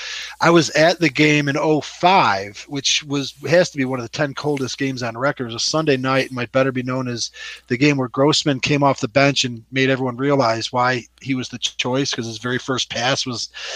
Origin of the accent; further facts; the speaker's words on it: Chicago, Illinois, United States; we're from Chicago.